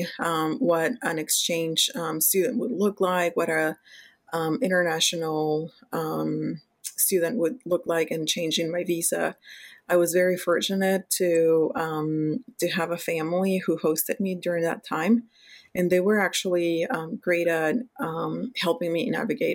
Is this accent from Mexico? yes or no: yes; Mexico; English is a second language; moved away as an adult; I was born and raised in Mexico, in a city close to Mexico City.